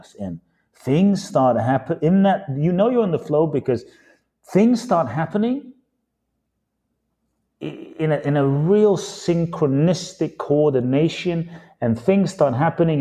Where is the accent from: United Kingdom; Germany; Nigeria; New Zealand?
United Kingdom; London; moved away as an adult; also born or lived in Los Angeles, United States / Phoenix, United States; now in Miami, United States; My father's from Ghana. My mother's from Japan. I grew up in London